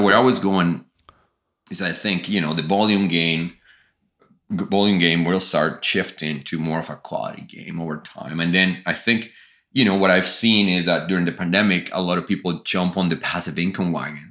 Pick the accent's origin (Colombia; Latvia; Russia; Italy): Colombia; moved away as an adult; I grew up in Colombia